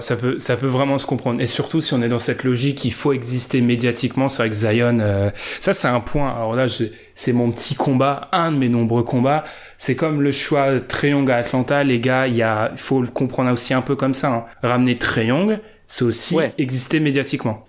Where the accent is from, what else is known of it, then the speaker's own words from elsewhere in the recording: France; on est français